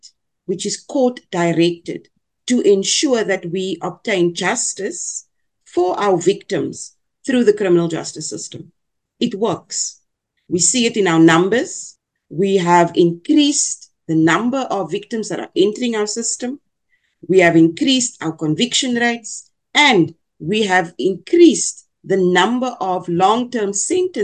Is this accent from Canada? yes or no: no; South Africa; first language Afrikaans; English is a second language